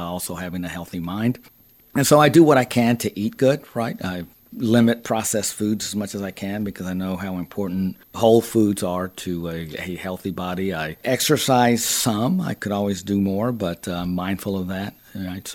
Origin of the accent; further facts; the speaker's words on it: Texas, United States; moved away; I am originally from Texas